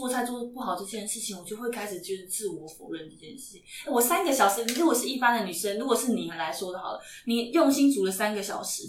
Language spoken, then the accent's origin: Chinese; Taipei, Taiwan; 我是台北的孩子，